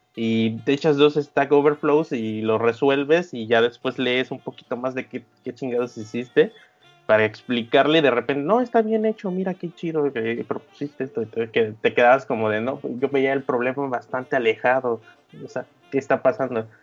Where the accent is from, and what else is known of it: Mexico